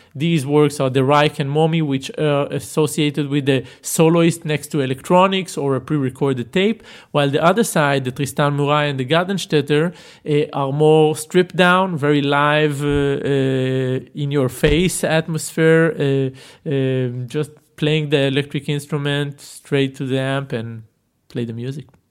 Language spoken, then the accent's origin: English; Tel Aviv area, Tel Aviv District, Israel; born in Tel Aviv and grew up in uh, what we call these satellite sleeping towns around it